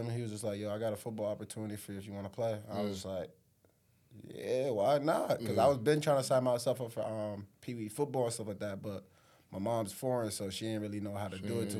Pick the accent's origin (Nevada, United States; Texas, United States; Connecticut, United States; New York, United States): Connecticut, United States; New Haven; also born or lived in Africa; I was born in Africa, came down to Connecticut when I was what, 4 or 5 years old